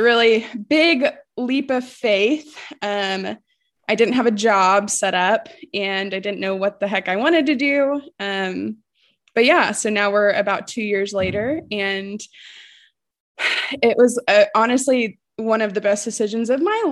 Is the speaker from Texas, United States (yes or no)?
yes; Texas, United States; moved away as an adult; also born or lived in Oklahoma; now in Oregon, United States; I grew up in Texas.